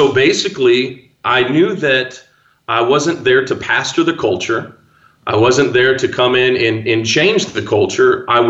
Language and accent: English; Midwest, United States; Because I'm from the Midwest. We don't have earthquakes. We don't have tornadoes and crazy. We don't even have poisonous snakes. I mean, there's like nothing here. Just flat land and corn.